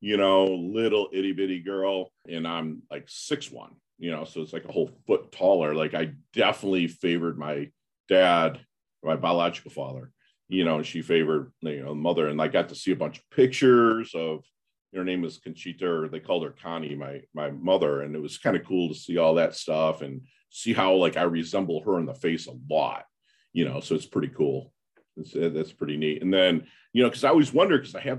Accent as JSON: {"language": "English", "region": "Midwest", "country": "United States", "also_born_or_lived": "Philippines", "said": "I'm from the Midwest"}